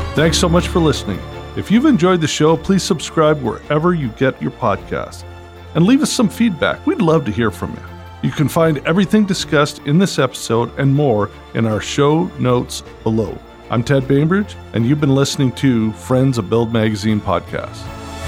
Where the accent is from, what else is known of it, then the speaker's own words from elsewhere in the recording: Canada; moved away; I'm also Canadian by birth